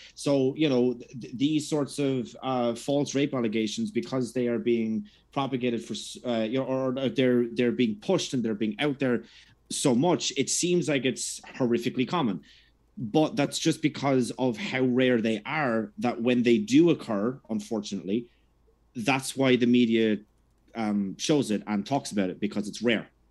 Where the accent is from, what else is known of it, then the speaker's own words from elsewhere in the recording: Ireland; growing up in Ireland